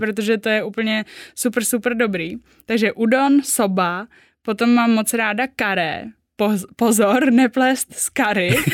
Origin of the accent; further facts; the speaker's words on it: Czechia; also born or lived in Japan; já jako Češka eh, jezdím do Japonska dělat a zároveň jako Japonka tam jako miluju